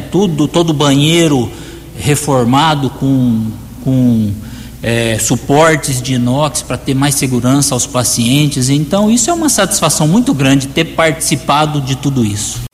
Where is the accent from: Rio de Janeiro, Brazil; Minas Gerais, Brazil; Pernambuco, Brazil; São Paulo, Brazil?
São Paulo, Brazil; Americana; essa cidade americana onde eu nasci, cresci e pretendo viver todos os anos aí da minha vida